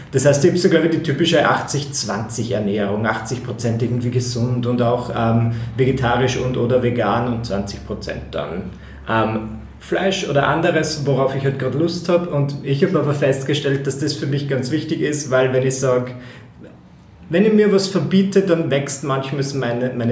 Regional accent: Eisenstadt, Burgenland, Austria; ich fahre dann nach Eisenstadt in meine Heimatgemeinde mehr oder weniger

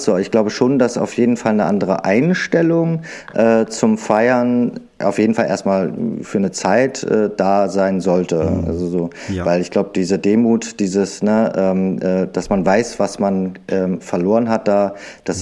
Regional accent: Berlin, Germany; Wir sind ja unter Berlinern hier

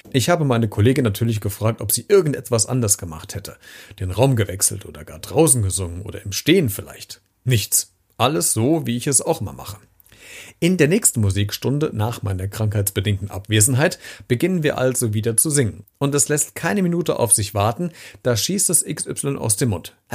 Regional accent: Hesse, Germany; accent: Hessian; Mein hessischer Dialekt war zu stark, die Stimme zu hoch und die Klangfarbe, ach, vergessen wir's.

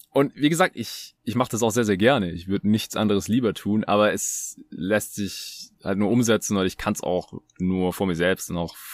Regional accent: Baden-Württemberg, Germany; ich bin Schwabe, so wir sind so geboren, wir können da nichts dafür.

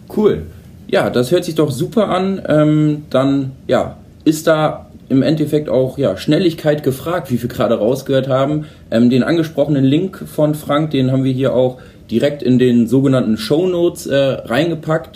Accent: Holdorf, Lower Saxony, Germany; ich komme ja zum Beispiel aus Holdorf

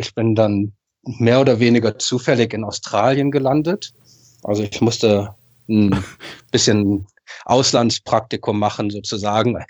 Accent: Berlin, Germany; now in Japan; aufgewachsen, geboren in Berlin, Westend, also schöne Ecke von Charlottenburg.

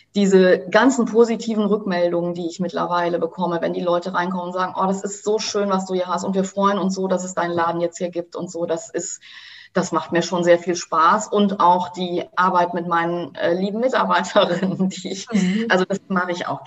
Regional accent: Germany; bei uns in Deutschland

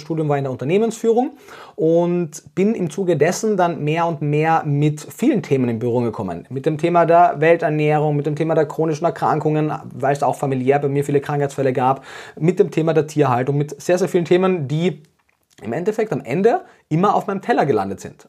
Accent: Austria; moved away as an adult; now in Germany; Wie man ab dem ersten Satz wahrscheinlich hört, komme ich ursprünglich aus Österreich, äh, lebe jetzt aber schon sieben Jahre in Deutschland

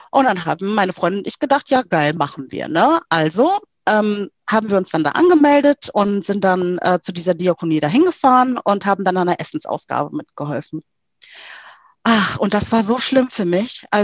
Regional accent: South Africa; ich bin äh, äh, aus Südafrika sehr geprägt. Ähm, ich bin ja in der Apartheid aufgewachsen.

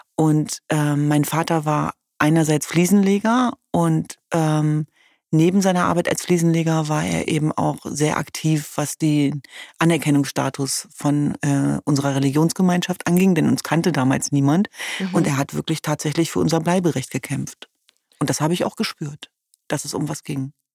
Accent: Hanover, Lower Saxony, Germany; Ich komme ja aus Hannover-Linden.

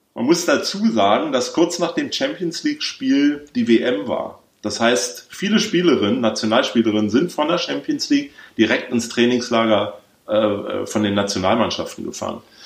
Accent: Berlin, Germany; Ich bin ja in Westberlin aufgewachsen

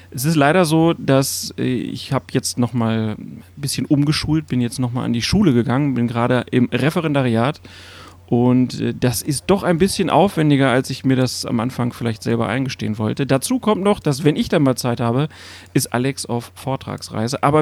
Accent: Lower Saxony, Germany; also ich bin in der Nähe von Hannover groß geworden, so 30 Kilometer westlich

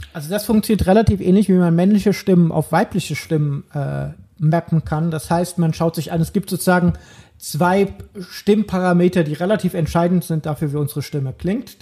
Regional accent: Germany; accent: German; moved away as an adult; also born or lived in Netherlands; auch nach zehn Jahren wusste nach zwei Halbsätzen jeder Niederländer, dass ich aus Deutschland bin

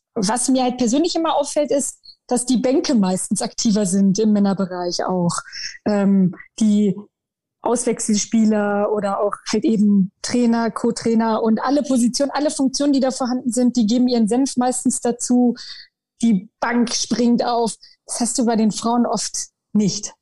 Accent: Goslar district, Lower Saxony, Germany; Ich komme aus dem Landkreis Goslar, ähm, hier so halt in der Region

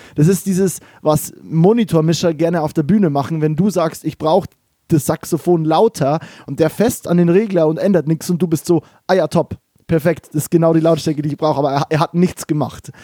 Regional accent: Kelheim, Bavaria, Germany; moved away as an adult; also born or lived in Mannheim / Berlin; now in Cologne, Germany; ich komme aus äh, Kehlheim, das ist bei Regensburg

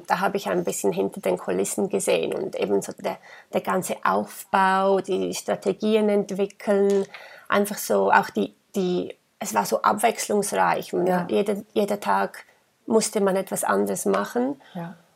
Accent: Graubünden, Switzerland; Ich bin ähm, im Engadin geboren und aufgewachsen

